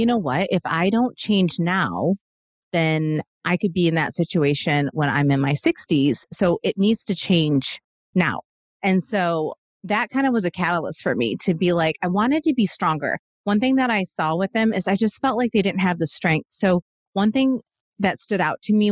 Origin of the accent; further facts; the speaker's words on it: Michigan, United States; now in Nashville, United States; I'm from Michigan originally